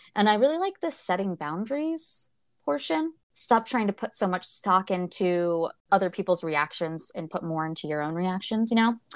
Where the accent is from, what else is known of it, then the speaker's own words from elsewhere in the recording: United States; I'm from America, from the United States